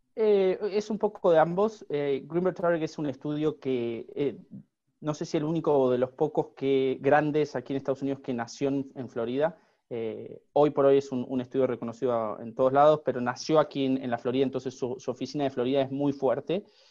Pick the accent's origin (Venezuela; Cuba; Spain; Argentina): Argentina; moved away as an adult; also born or lived in Los Angeles, United States; now in Miami, United States; me egresé y recibí mi, título en, una universidad de, Argentina